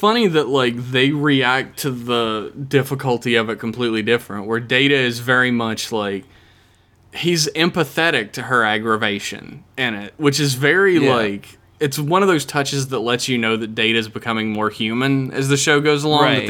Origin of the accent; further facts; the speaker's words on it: United States; I'm American. I'm expected to only know one language and poorly at that.